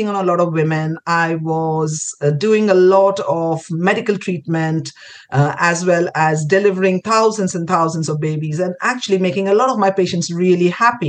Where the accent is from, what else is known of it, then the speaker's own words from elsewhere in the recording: Kolkata, West Bengal, India; moved away as an adult; also born or lived in Pondicherry / Delhi; I grew up in Calcutta. Spent my schooling years there